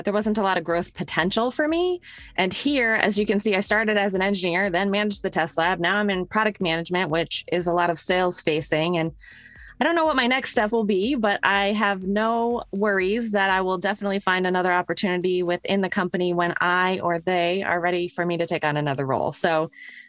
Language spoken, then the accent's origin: English; Connecticut, United States; I grew up in Connecticut